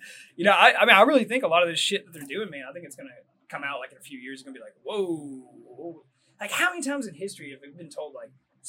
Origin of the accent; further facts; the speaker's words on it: United States; moved away; also born or lived in Germany; when I came back from Germany and I landed, I was like, what the fuck? Because that was the first time I'd been in America for years.